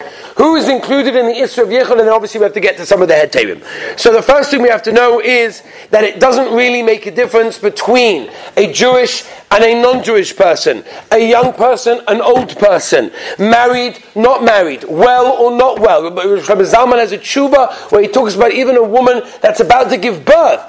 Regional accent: England, United Kingdom; I'm English. I guess that's what it is, right? When you're English, you go to these tours.

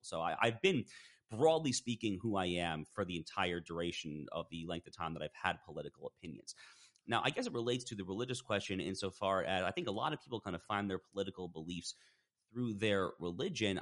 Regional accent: Westchester County, New York, United States; So I grew up in Westchester County, New York

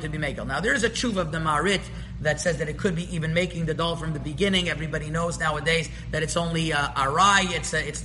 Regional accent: Montreal, Quebec, Canada; where I grew up in Montreal

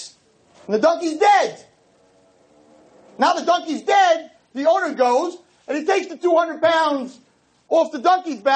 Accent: United States; I'm an American too

